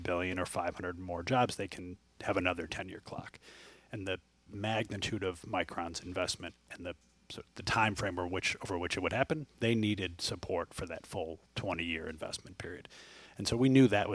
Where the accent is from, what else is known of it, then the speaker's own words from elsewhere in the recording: Central New York, United States; I'm from Central New York, and to be able to do a project like this where I grew up and in the neighborhood I grew up